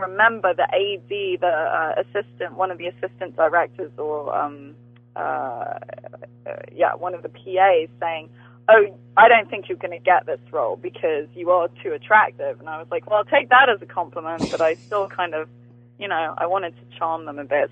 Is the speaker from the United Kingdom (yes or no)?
yes; England, United Kingdom; I grew up watching Friends in England